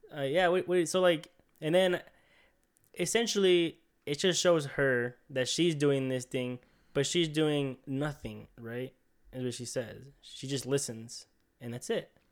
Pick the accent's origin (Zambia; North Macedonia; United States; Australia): United States; We're American